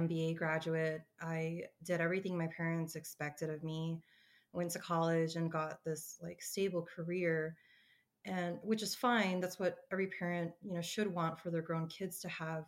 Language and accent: English; Colorado, United States; being born and raised in Colorado, I've spent most of my life here, well, all of my life here